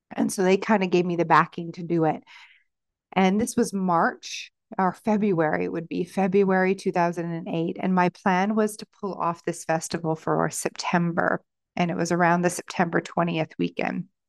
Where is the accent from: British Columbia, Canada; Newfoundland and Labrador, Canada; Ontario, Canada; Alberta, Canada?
Ontario, Canada; Stratford; in my hometown of Stratford